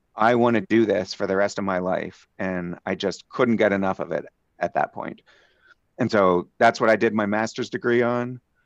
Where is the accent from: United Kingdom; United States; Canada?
United States; Phoenixville, Pennsylvania; I was born in Southeast Pennsylvania, a little town called Phoenixville, just outside of Philly